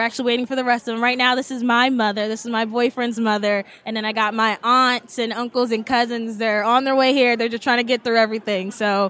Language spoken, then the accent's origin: English; Montgomery County, D.C. area, Maryland, United States; I'm from the D.C. area, so yeah, I'm from Montgomery County.